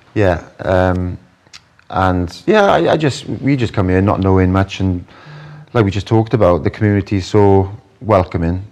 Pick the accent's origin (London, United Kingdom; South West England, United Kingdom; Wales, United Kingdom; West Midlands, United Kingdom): Wales, United Kingdom; Welsh; now in Dubai, United Arab Emirates; me being Welsh